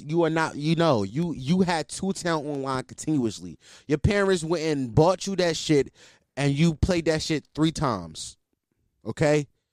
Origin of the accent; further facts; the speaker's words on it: Philadelphia, Pennsylvania, United States; I'm from Philly